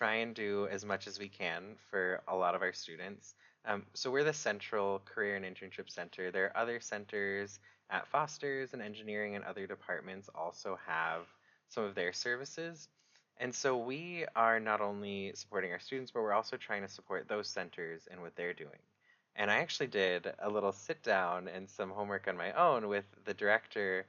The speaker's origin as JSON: {"language": "English", "region": "Rhode Island", "country": "United States", "moved": "as an adult", "lives_now": "Washington, United States", "said": "I'm actually from Rhode Island"}